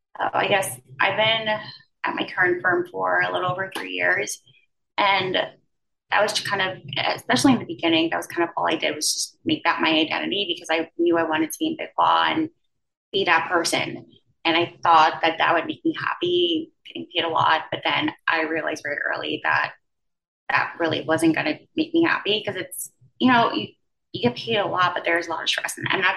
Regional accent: U.S. Virgin Islands; now in Manhattan, United States; And I'm originally from the Virgin Islands. So I went from one island to another, I guess.

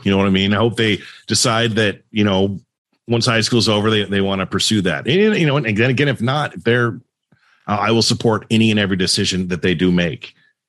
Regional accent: Southern California, United States; I always wanted to go to SC because I grew up in SoCal and was just a stone's throw.

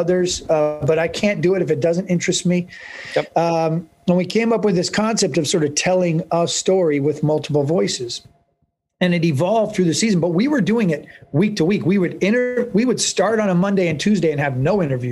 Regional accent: Northern California, United States; also born or lived in New York / Winter Park, Florida; now in San Diego, United States; I'm born and raised in Northern California.

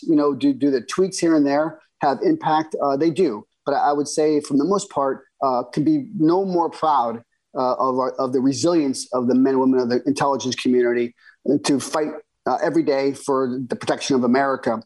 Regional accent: United States; as an American, uh, you know, intelligence professional

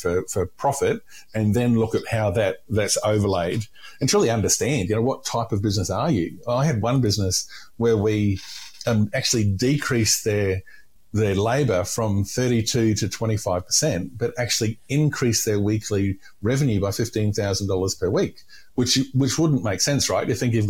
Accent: Queensland, Australia; And I'm from North Queensland, right? So we didn't deliberately drink hot drinks.

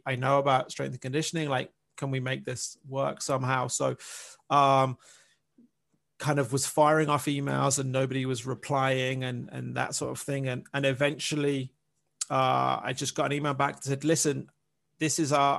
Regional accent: England, United Kingdom; moved away as an adult; I'm from I'm from England. I'm from the UK

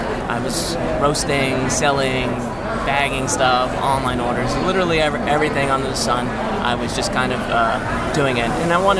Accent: New York, United States; now in California, United States; when I moved out to California, I'm originally from New York.

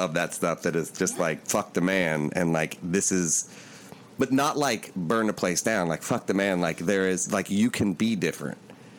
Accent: Appalachia, United States; I'm from Appalachia

